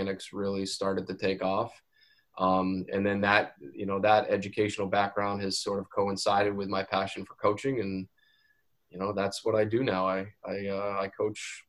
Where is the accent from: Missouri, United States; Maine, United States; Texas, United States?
Maine, United States; grew up in the state.